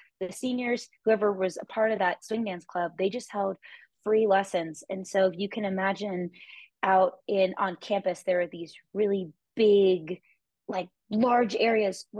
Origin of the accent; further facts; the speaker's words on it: Orange County, Southern California, United States; also born or lived in Boulder; now in Denver, United States; I'm originally from Southern California, Orange County